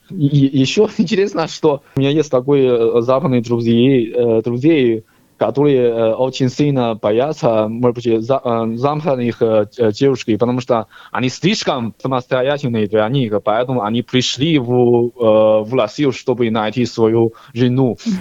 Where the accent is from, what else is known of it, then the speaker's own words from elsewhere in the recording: Henan, China; Russian is a second language; moved away as an adult; also born or lived in Moscow, Russia; now in Australia; Я сам э, Шаолин Хлан, это Хэнан провинция